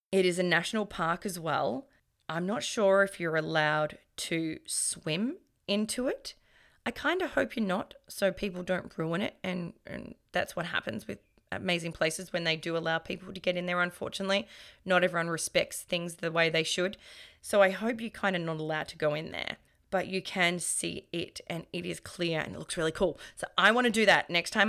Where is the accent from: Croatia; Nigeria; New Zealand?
Croatia; The company from Vegeta is in Croatia. It's actually not too far away from my hometown, but it's not my friend.